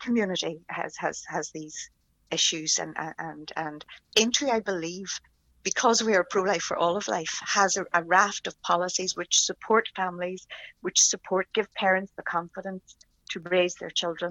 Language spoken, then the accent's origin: English; Derry, Northern Ireland, United Kingdom; also born or lived in Dublin / Belfast; I was born in Derry